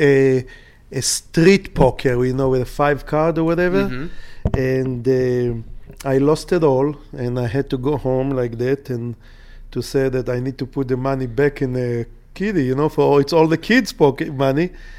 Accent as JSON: {"language": "English", "town": "Jerusalem", "region": "Jerusalem District", "country": "Israel", "tie": "born there", "said": "Yes, sir. I was born in Jerusalem. It's like 10 minutes away from Bethlehem"}